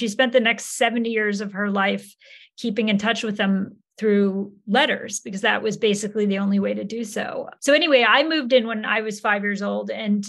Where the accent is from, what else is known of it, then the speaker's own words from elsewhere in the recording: Yonkers, New York, United States; also born or lived in Hudson River Valley, New York; I grew up in Yonkers, New York. I was actually born in the Hudson River Valley area, but when I was 5 years old, we moved to my grandmother's house in Yonkers